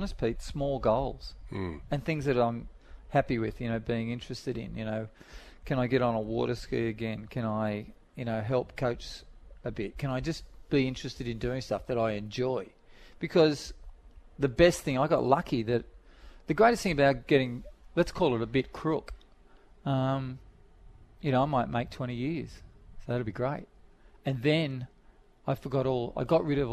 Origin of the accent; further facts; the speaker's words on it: Sydney, New South Wales, Australia; I grew up in Dundas Valley, which wasn't the best place to grow up